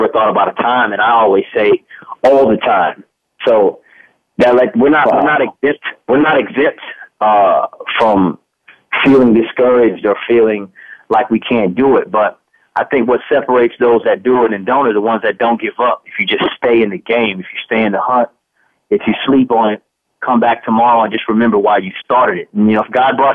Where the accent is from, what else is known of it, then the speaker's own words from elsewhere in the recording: United States; moved away; also born or lived in Georgia / South Carolina; I grew up in South Carolina and in Georgia.